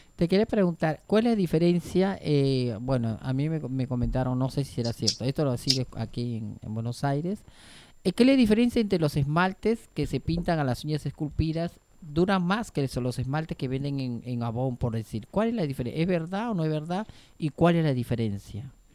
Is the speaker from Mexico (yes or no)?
no; Peru; now in Argentina; yo también tenía una peluquería en Perú y la verdad que soy de Perú. Bueno, soy china